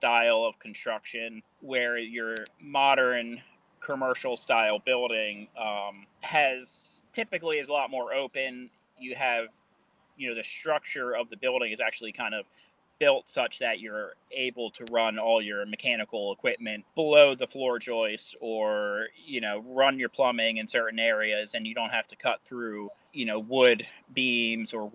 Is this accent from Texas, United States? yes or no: no; Baltimore, Maryland, United States; I am from Baltimore, Maryland, and I am a construction superintendent.